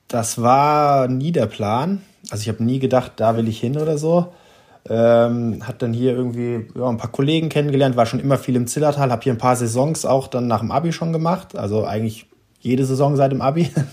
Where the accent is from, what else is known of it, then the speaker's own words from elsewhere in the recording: Hesse, Germany; ich bin ja in Hessen aufgewachsen